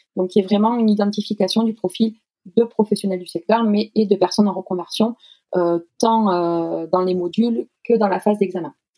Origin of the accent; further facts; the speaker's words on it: Toulouse, Occitania, France; moved away as an adult; now in Poitiers, France; je suis issue euh, donc du sud-ouest puisque je suis née à Toulouse, donc je suis une pure toulousaine et je suis actuellement basée à Poitiers